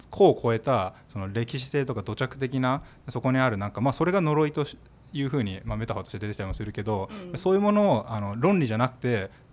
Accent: Tokyo, Japan; 僕って東京生まれ東京育ち

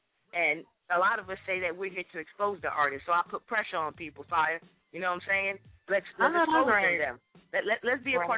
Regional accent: Brooklyn, New York, United States; I'm from Brooklyn. We got our own stadium now

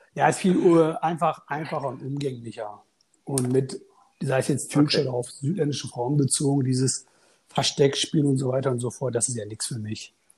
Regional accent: Münster, North Rhine-Westphalia, Germany; also born or lived in Turkey; bin 38 Jahre alt und komme aus Münster. Und geboren bin ich in der Türkei.

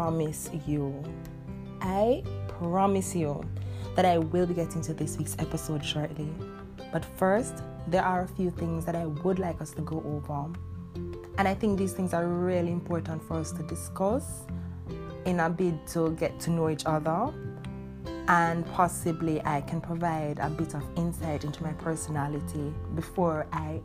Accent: Jamaica; first language Jamaican Patois; English is a second language; I am very, very, very, very Jamaican. And if you know me, like pretty much anyone who does know me, you know that I speak Jamaican exclusively all day

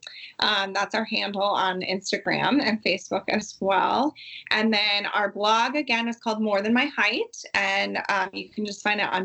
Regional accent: United States; two American women that are taller

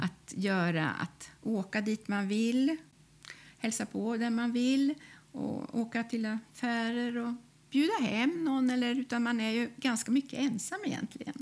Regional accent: Karlskoga, Värmland, Sweden; moved away; jag är född i Karlskoga i Värmland

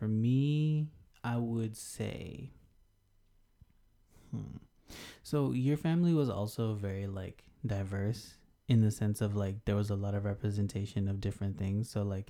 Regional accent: Texas, United States; also born or lived in Colorado / California / India; before I was born in Colorado, lived in Cali, moved to India, then moved to Texas.

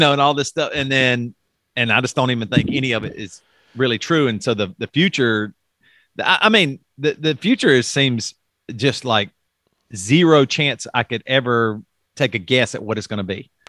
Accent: South Carolina, United States; I grew up in South Carolina

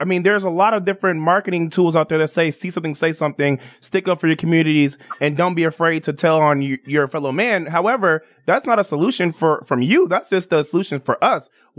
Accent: Chicago, Illinois, United States; moved away; also born or lived in Miami, Florida; I'm from Chicago, Illinois.

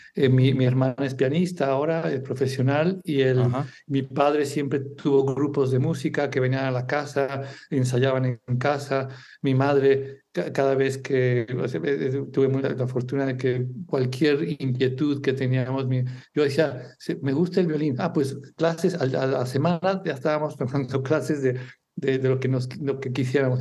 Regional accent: Mexico; moved away as an adult; also born or lived in England / Singapore / Spain; now in Barcelona, Spain; soy mexicano

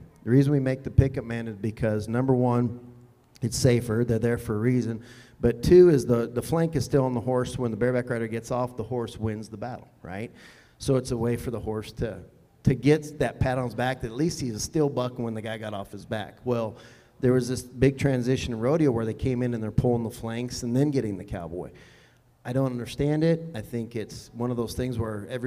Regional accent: near Cheyenne, Wyoming, United States; Cheyenne, like close to my hometown

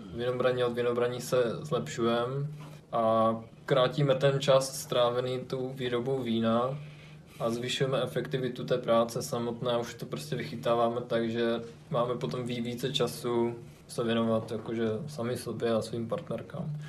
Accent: near Ostrava, Moravian-Silesian Region, Czechia; moved away as an adult; also born or lived in Brno; jsem původem od Ostravy

